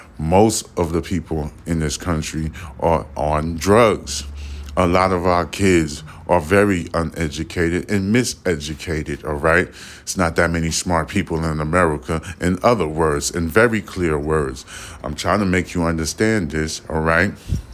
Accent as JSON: {"language": "English", "town": "New York City", "region": "New York", "country": "United States", "moved": "yes", "lives_now": "Houston, United States", "said": "I stay near the boulevard, baby. I'm a boulevard baby. And plus, I'm from Brooklyn."}